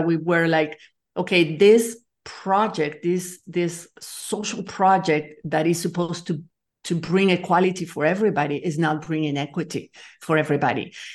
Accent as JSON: {"language": "English", "country": "Nicaragua", "tie": "born or raised there", "also_born_or_lived": "France", "moved": "as an adult", "said": "I'm from Nicaragua. I'm actually that, have dual citizenship because I was born in France, but I grew up in Latin America"}